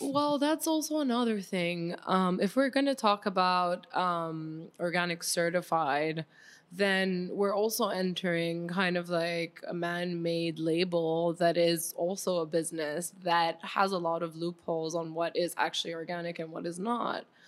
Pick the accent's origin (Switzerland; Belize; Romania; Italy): Switzerland; moved away as an adult; now in Miami, United States; I grew up mostly in Switzerland